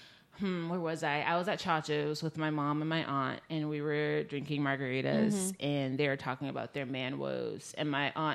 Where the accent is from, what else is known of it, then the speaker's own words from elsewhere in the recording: the South, United States; growing up in the South